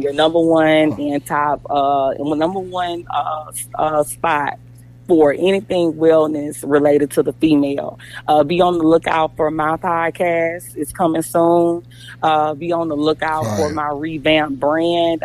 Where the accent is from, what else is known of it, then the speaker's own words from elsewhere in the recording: Jonesville, Louisiana, United States; now in Frisco, United States; I'm from Jonesville, Louisiana